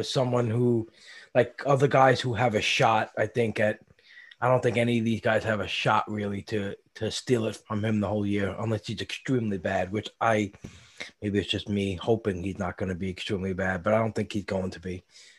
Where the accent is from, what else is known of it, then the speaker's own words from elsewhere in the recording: New York, United States; my hometown New York Mets?